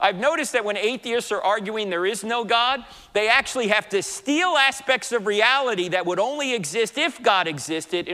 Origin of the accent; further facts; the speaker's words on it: New Jersey, United States; moved away; I'm originally from New Jersey